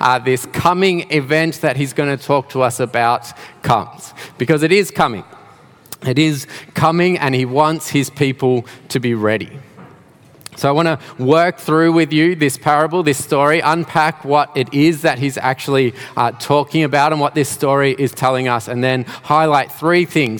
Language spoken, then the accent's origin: English; Melbourne, Victoria, Australia; moved away as an adult; now in Geelong, Australia; I am not originally from Geelong. I did grow up in Melbourne, not too far from here actually, around Dandenong and Ringwood areas.